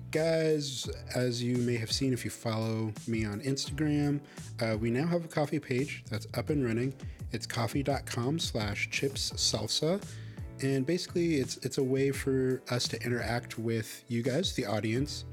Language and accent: English; Chicago, Illinois, United States; I grew up in Chicago